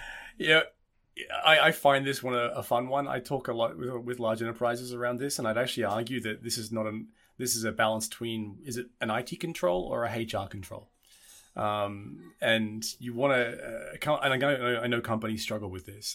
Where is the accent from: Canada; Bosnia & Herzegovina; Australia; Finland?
Australia; now in Germany; I'm Australian